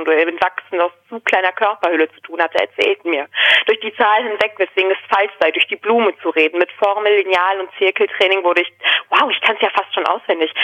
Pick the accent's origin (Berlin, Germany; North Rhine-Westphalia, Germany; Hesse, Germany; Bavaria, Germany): North Rhine-Westphalia, Germany; Dortmund; Ich wurde in Dortmund geboren, in der Nordstadt